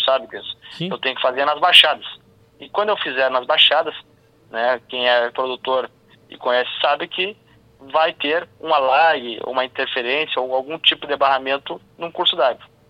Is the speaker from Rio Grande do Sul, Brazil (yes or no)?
yes; Missões region, Rio Grande do Sul, Brazil; lá na minha região das Missões